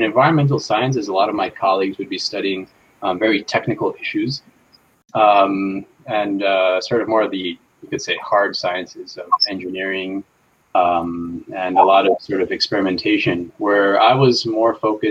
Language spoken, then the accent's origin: English; New Jersey, United States; also born or lived in New York / Kyoto, Japan; I was born in New York and was raised for most of my life in New Jersey